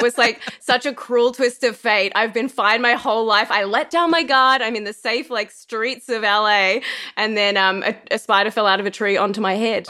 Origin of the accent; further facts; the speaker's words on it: Australia; moved away as an adult; also born or lived in Los Angeles; being an Australian in Los Angeles